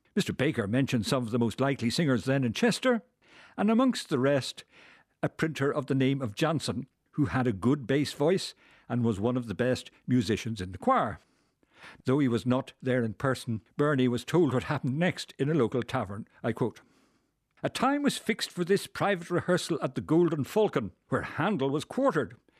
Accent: Dublin, Leinster, Ireland; now in Belfast, United Kingdom; I'm a Belfast, uh, inhabitant, but I'm from Dublin.

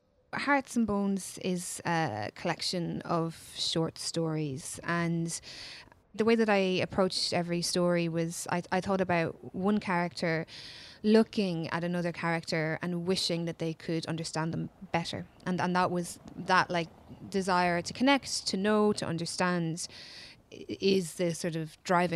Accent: Kilkenny, Leinster, Ireland; I'm a writer from Kilkenny.

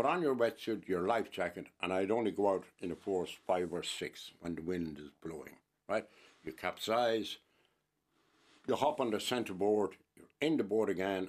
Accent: Helvick, Munster, Ireland; Sure, I was brought up in Helby. That's why I have Cooper the Fuckle gum.

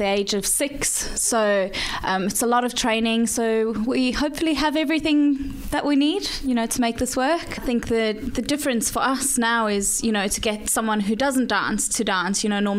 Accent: South Africa; moved away as an adult; also born or lived in England; And I'm from South Africa, but now that I've been married to my husband, I'm in England more often.

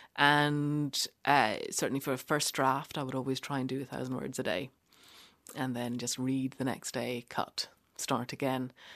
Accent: Ireland; moved away as an adult; also born or lived in Cork / Norwich; now in London, United Kingdom; as an Irish person

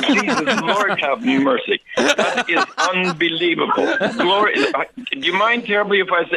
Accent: Canada; now in Ireland; I'm Canadian. We're from... we've lived in Ireland for about 25 years

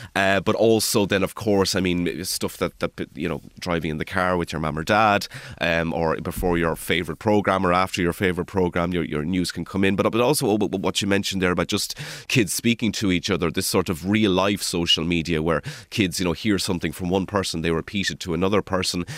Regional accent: Kilmuckridge, Leinster, Ireland; moved away as an adult; also born or lived in Dublin; now in Glasgow, United Kingdom; I'm originally from Kilmuckridge

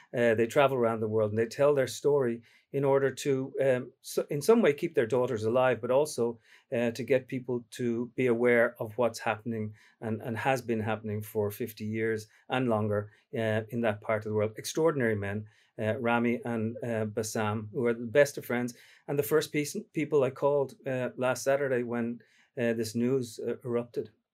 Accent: Dublin, Leinster, Ireland; now in New York, United States; my mum's from Derry, my dad's from Dublin, I grew up in Dublin

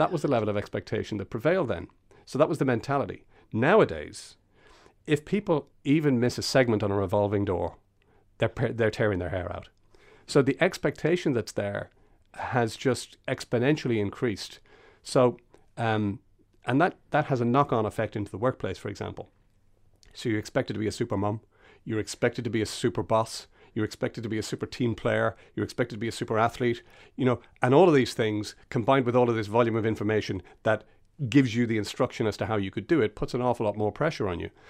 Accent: Castlebellingham, Leinster, Ireland; I grew up in Castle Bellingham outside of Dundalk

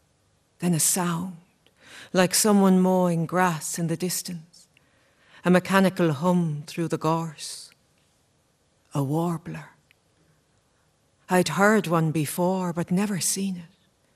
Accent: Ireland; I'm Irish.

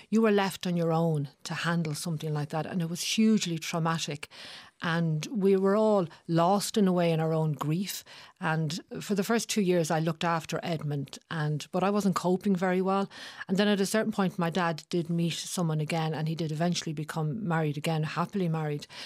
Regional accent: Dublin, Leinster, Ireland

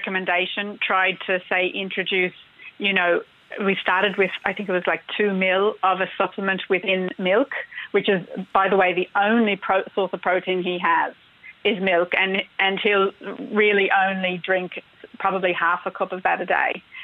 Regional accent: Australia; now in Ireland; You probably guess from my accents that I'm not from here originally. I'm from Australia

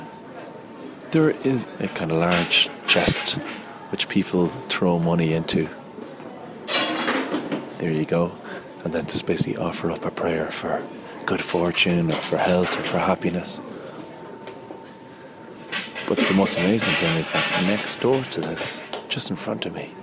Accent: Ireland; now in Japan; I'm an Irish Catholic

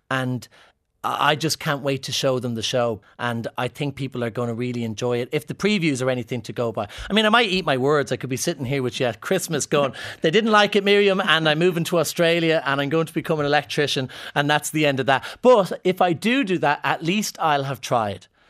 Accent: Ireland; Scottish people see me as an Irishman as opposed to a camp man

